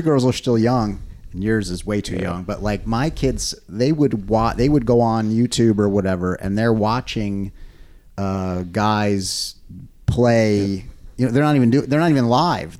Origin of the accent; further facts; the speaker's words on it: United States; i am an American and I grew up in America.